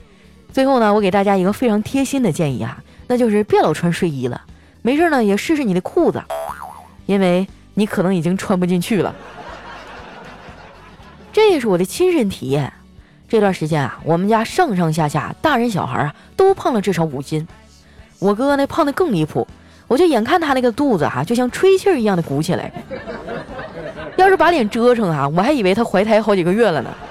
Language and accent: Chinese; Northeast China, China; 不瞒你们说啊，我们东北人呢，除了蘸酱菜啊，啥基本上都不生吃。